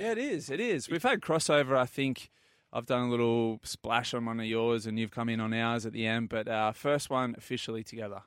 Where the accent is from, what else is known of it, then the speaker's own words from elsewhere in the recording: Port Macquarie, New South Wales, Australia; I'm from Port Macquarie